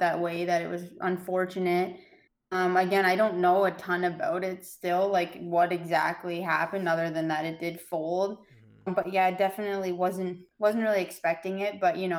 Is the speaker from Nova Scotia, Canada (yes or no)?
no; Waterford, Ontario, Canada; now in Brantford, Canada; I grew up in Waterford, so a really small town and no high performance gym in the area.